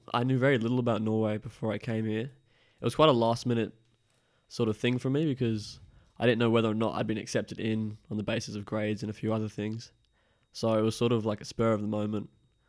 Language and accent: English; Brisbane, Queensland, Australia; So Brisbane, Queensland. So that's like East Coast.